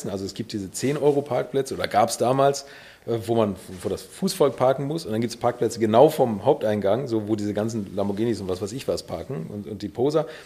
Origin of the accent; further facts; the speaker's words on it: Bad Segeberg, Schleswig-Holstein, Germany; Ich komme aus Bad Segeberg, hier aus der Nähe